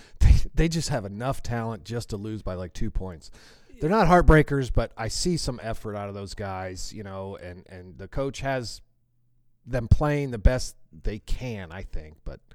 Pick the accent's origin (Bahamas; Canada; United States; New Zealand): United States; East Coast; moved away as an adult; now in Missouri, United States